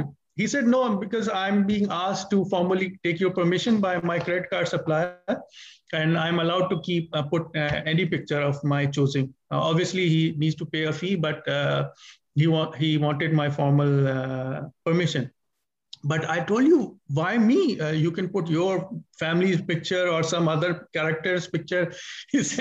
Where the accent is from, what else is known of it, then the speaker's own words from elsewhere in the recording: Pakistan; I'm a Pakistani